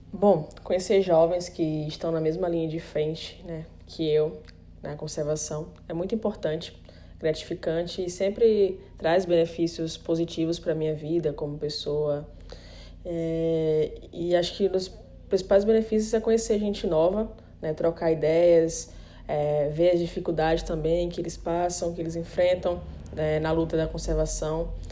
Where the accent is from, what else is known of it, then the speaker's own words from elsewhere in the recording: Recife, Pernambuco, Brazil; now in Fernando de Noronha, Brazil; nasci em Recife, mas moro em Fernandes de Noronha